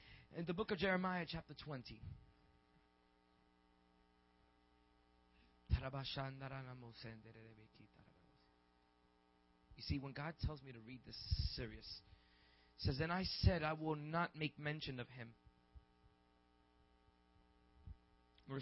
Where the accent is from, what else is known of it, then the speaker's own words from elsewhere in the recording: New York City, New York, United States; I was raised in the Boogie Down Bronx and in Harlem